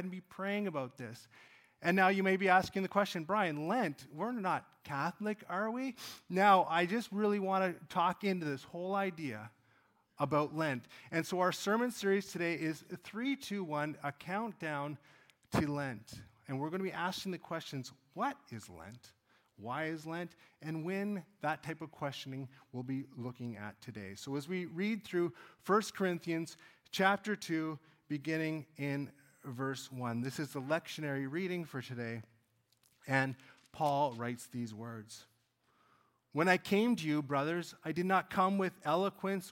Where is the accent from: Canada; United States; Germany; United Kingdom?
Canada; Cold Lake, Alberta; I grew up in Cold Lake, Alberta